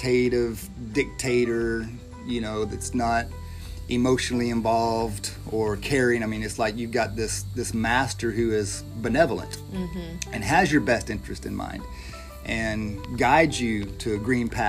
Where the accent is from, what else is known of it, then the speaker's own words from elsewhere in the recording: Searcy, Arkansas, United States; moved away; I'm from Searcy, about 2 hours north of here.